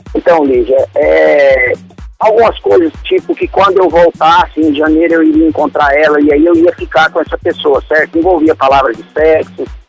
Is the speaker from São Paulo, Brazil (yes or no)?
no; Goiânia, Goiás, Brazil; Eu sou de Goiânia, Aí, sou de Goiânia. Nesse momento eu não estou em Goiânia, estou em Santos.